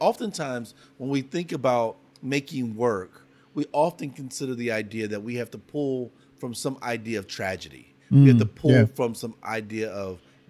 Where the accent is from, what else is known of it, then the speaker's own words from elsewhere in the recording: Columbus, Ohio, United States; born there; also born or lived in Dayton / Cincinnati; And so they met in Ohio and I was born in Columbus, Ohio. And then we moved to Dayton and we moved to Cincinnati and then we moved back to the South.